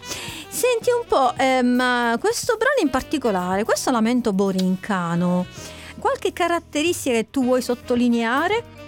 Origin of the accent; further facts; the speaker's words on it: Sicily, Italy; sono siciliana